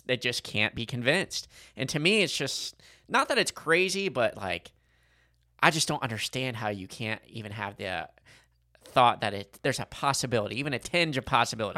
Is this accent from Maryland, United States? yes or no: no; Kentucky, United States; we're all from Kentucky, and we're all related somehow